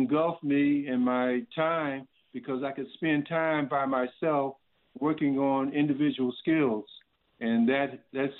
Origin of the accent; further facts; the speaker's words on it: Columbus, Ohio, United States; moved away as an adult; also born or lived in North Carolina; growing up in Columbus, Ohio